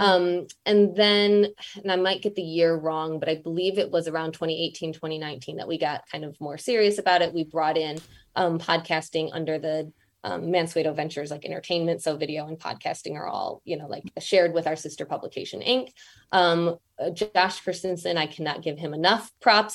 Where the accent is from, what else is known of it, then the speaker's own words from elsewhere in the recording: Michigan, United States; moved away as an adult; also born or lived in London; now in New York, United States; I'm from Michigan.